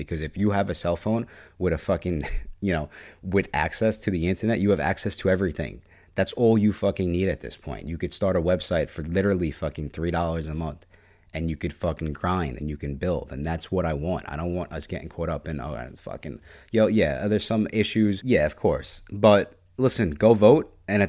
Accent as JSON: {"language": "English", "region": "New York", "country": "United States", "said": "So I'm from New York. It's pretty cool. It's fucking really cold in the winter."}